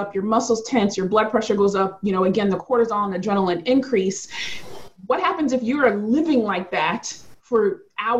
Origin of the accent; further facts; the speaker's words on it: Philadelphia, Pennsylvania, United States; I'm from Philadelphia